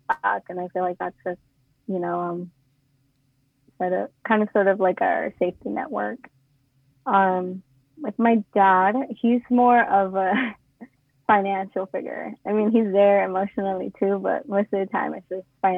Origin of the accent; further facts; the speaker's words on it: Auburn, California, United States; I was born and raised in Auburn